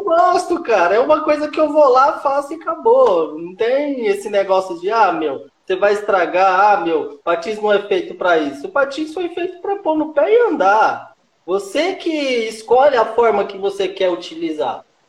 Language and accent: Portuguese; Minas Gerais, Brazil; now in São Paulo, Brazil; eu nasci aqui em São Paulo, depois meus pais construíram lá em Minas e foi lá onde que tudo começou